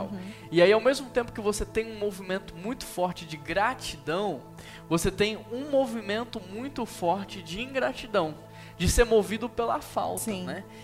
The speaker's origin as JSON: {"language": "Portuguese", "region": "São Paulo", "country": "Brazil", "moved": "as an adult", "lives_now": "Belo Horizonte, Brazil", "said": "porque eu saí de São Paulo e vim para Belo Horizonte que eu deixei de ser família com eles."}